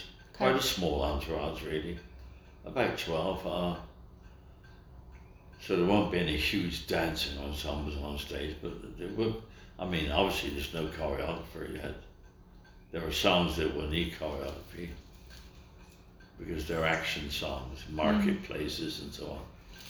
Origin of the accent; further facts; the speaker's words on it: England, United Kingdom; See, I come from England.